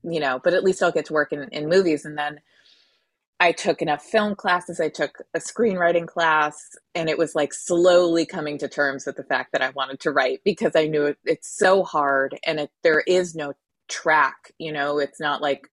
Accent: Connecticut, United States; I'm from Connecticut.

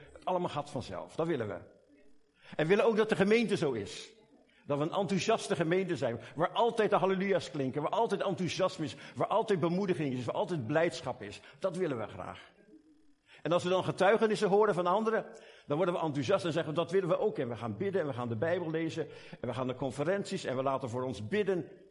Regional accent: Delft, South Holland, Netherlands; accent: Hollands; moved away as an adult; now in Belgium; ik heb mijn Hollands accent nooit kunnen afleren. Ik kom oorspronkelijk van Delft.

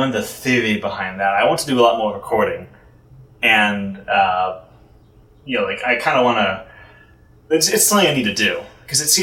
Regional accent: Houston, Texas, United States; now in New York, United States; I'm from Houston

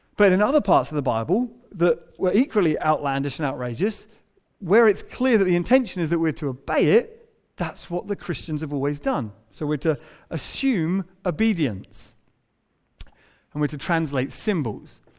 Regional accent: England, United Kingdom; we're English

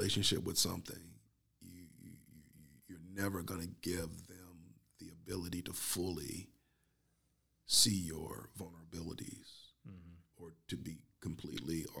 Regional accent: Northeastern Ohio, United States; I'm from Northeastern Ohio

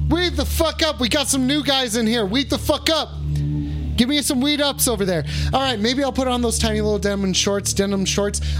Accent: Englewood, United States; I'm from Englewood, and I don't have an OnlyFans.

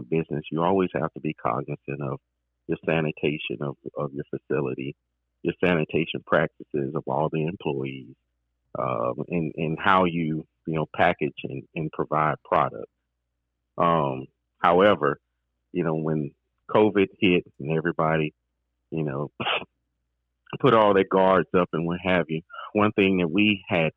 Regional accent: Mississippi, United States; moved away as an adult; also born or lived in Baton Rouge, Louisiana; grew up in Mississippi, went to school in Louisiana

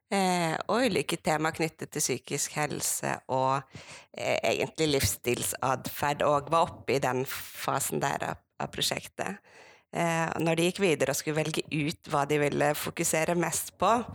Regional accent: Sogn, Vestland, Norway; moved away; also born or lived in Bergen; jeg er en bygdejente fra Sogn. Vokst opp

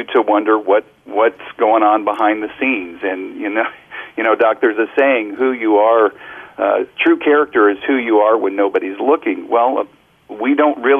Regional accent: Kansas City, Missouri, United States; now in Oxford, United States; Grew up listening to WHB in my hometown of Kansas City

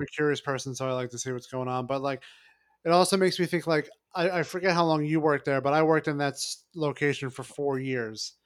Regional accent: New York City, New York, United States; also born or lived in Long Island; I'm from Brooklyn. I grew up in Brooklyn and, you know, and Long Island as well.

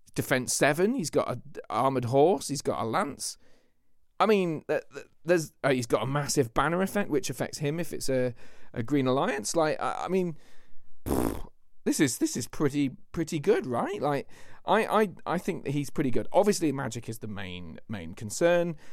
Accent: Lincolnshire, East Midlands, United Kingdom; That's where I'm from

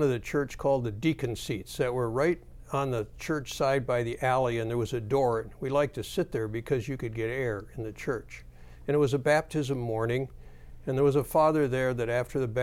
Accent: Grand Rapids, Michigan, United States; I grew up right here in Grand Rapids.

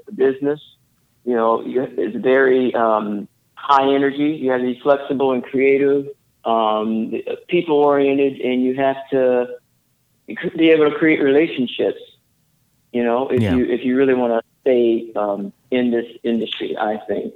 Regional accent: the South, United States; now in Eugene, United States; I grew up in the South, came from a line of great cooks.

